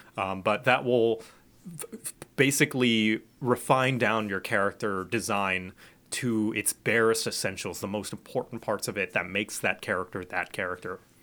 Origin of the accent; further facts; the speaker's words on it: Thailand; I grew up in Thailand.